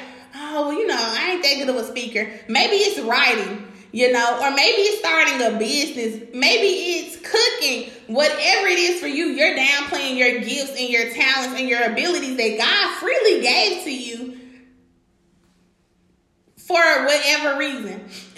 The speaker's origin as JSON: {"language": "English", "town": "Memphis", "region": "Tennessee", "country": "United States", "tie": "born or raised there", "said": "Do you know where I came from? You know I grew up in North Memphis, right?"}